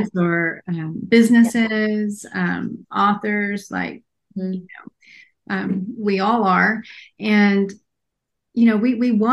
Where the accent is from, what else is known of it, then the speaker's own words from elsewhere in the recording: Texas, United States; I'm from Texas too